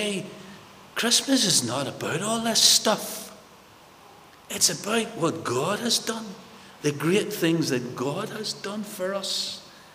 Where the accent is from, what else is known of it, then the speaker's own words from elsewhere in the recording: Belfast, Northern Ireland, United Kingdom; Growing up in North Belfast, many of my friends died during the paramilitaries, during the times